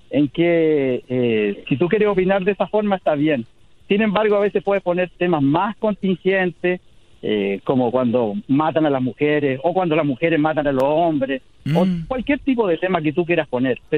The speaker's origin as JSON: {"language": "Spanish", "country": "Chile"}